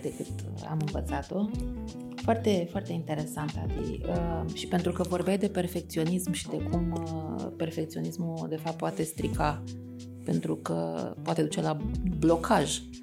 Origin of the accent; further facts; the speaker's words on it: Romania; noi, așa ca români